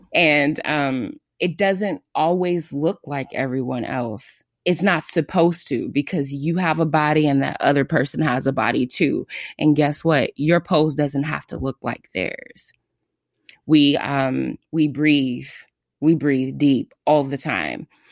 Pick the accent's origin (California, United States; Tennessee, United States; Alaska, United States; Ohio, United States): California, United States; Los Angeles; I am from Los Angeles, California.